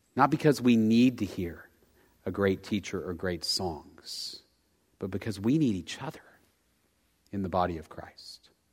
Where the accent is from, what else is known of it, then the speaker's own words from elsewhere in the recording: Dallas, Texas, United States; I grew up in Dallas